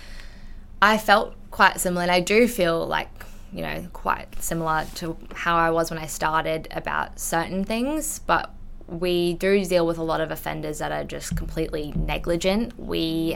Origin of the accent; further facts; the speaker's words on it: Australia; first language English; I'm full English speaker, I was born in Australia